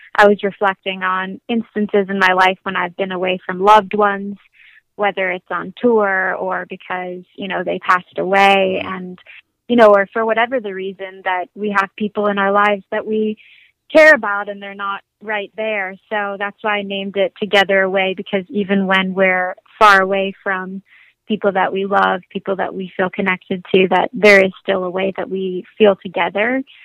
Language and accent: English; Southern California, United States; also born or lived in Los Angeles, California; I grew I grew up in in Southern California. First, I was born in LA, and then we moved up to the mountains